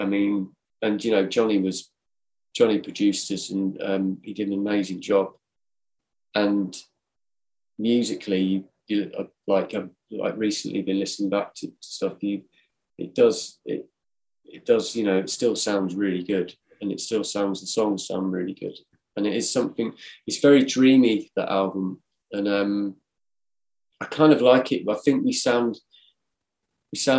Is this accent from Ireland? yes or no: no; Cornwall, South West England, United Kingdom; moved away; also born or lived in Manchester; I grew up in Cornwall